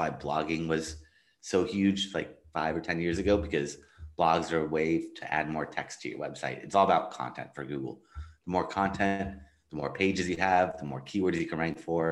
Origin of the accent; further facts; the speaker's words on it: Los Angeles, California, United States; I am from Los Angeles, California.